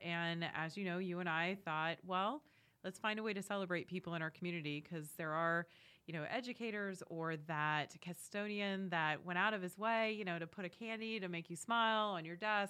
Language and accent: English; New England, United States; moved away as an adult; now in Wilmington, United States; So born and raised in New England, as we were joking around earlier, diehard New England sports fans. I can hear the boos now. It's okay. I'll handle it. moved down to Wilmington, North Carolina back in 2010.